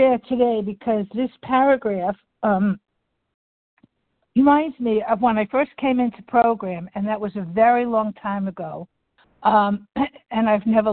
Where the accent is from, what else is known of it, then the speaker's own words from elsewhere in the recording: Delray Beach, Florida, United States; Delray Beach, Florida